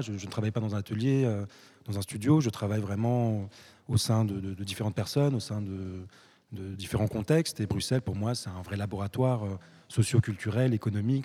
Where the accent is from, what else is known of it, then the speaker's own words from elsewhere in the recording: France; moved away as an adult; also born or lived in Morocco; now in Brussels, Belgium; je suis né au Maroc, je suis allé très très jeune en France où j'ai fait mes études, j'ai grandi